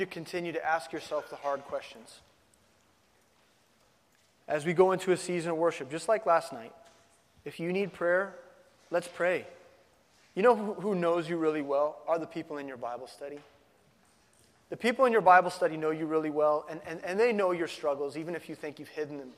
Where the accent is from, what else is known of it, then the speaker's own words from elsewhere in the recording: Midwest, United States; I grew up in the Midwest. I'm a no-coaster.